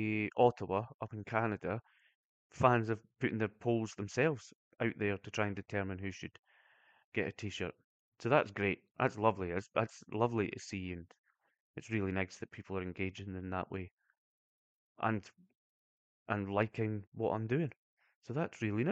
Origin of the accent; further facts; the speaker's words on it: Brechin, Scotland, United Kingdom; I'm from Brechin.